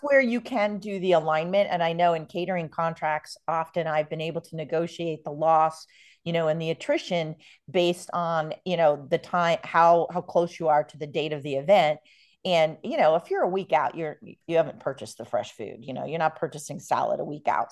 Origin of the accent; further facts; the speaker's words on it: New York, United States; now in San Diego, United States; I grew up in New York